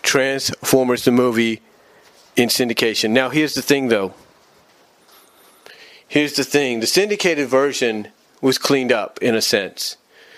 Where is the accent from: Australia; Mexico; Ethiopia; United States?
United States; Fremont, California; moved away; also born or lived in Kansas; We were living on Tamayo Street in Fremont, California